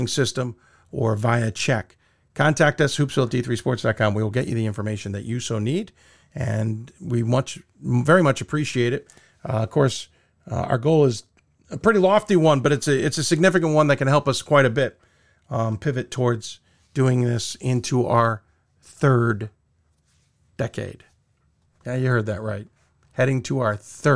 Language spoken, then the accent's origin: English; Chicago, Illinois, United States; I was born in Chicago on this date